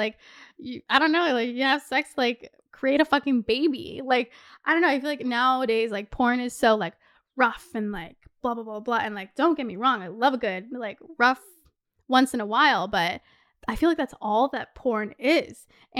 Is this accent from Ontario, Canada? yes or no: yes; Toronto, Ontario, Canada; Also, we are from Toronto.